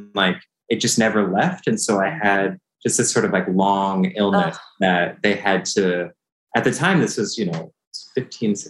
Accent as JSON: {"language": "English", "area": "San Francisco Bay Area", "region": "California", "country": "United States", "tie": "born or raised there", "said": "I was born in the San Francisco Bay Area, grew up in California"}